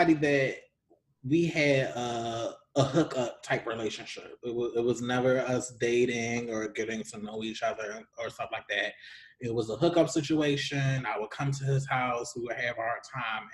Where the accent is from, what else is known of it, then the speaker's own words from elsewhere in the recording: Baltimore, Maryland, United States; moved away; since I moved back to the DMV Baltimore area, I have a lot of old, and I'm originally from Baltimore